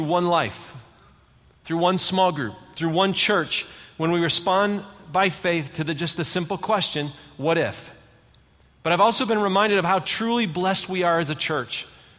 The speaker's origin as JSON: {"language": "English", "region": "Michigan", "country": "United States", "said": "You know, I'm from Michigan. I've lived in 5 different states, but I'm just going to tell you, we live in the best state in the whole country."}